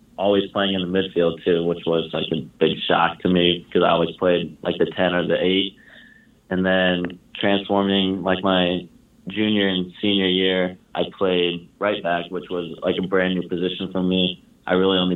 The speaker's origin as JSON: {"language": "English", "region": "Indiana", "country": "United States", "said": "I'm from Indiana, just always wanted to stay close to home"}